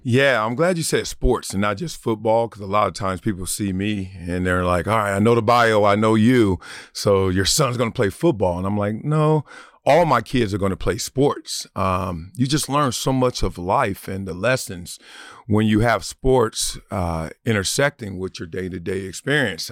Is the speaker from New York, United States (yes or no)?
no; Los Angeles, California, United States; also born or lived in Compton; now in Encino, United States; South Central where I grew up